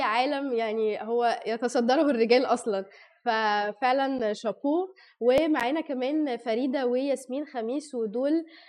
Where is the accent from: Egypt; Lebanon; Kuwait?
Egypt; also born or lived in Saudi Arabia; احنا كمصريين